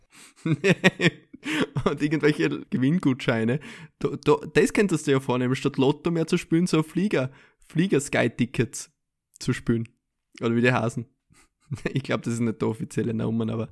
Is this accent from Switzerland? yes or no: no; Austria; als Österreicher